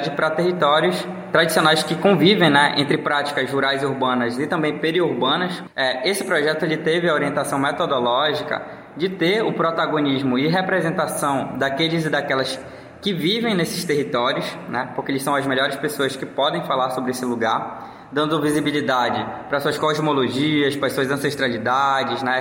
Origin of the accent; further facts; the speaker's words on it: Santarém, Pará, Brazil; sou aqui de Santarém do Pará. Moro com a minha família lá no bairro do Mapiri. Eu tenho muito orgulho do lugar que eu nasci.